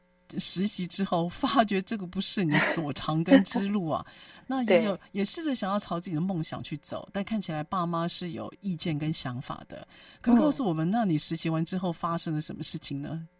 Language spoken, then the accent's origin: Chinese; Taipei, Taiwan; 因为我们那时候小时候很穷嘛，我老家在万华。